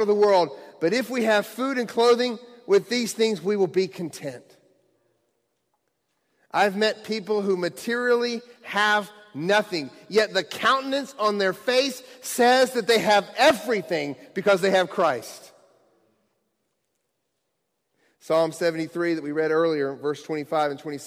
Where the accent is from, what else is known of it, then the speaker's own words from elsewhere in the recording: Bowling Green, Kentucky, United States; moved away; I'm actually from the Bowling Green, Kentucky area. That's where I grew up as a young child